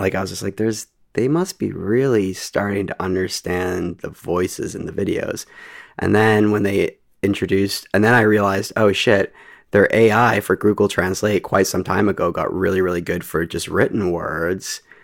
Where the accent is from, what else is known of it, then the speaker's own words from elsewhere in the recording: Canada; I'm Canadian